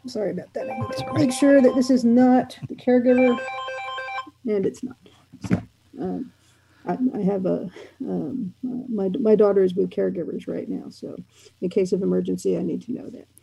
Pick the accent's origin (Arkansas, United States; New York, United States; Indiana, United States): New York, United States; I'm from New York